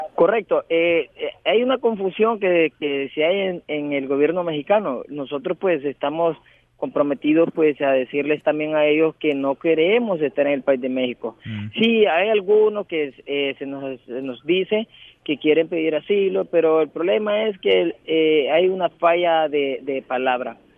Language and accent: Spanish; Puerto Cortés, Cortés, Honduras; moved away as an adult; somos de origen del país de Honduras, ciudad de Puerto Cortés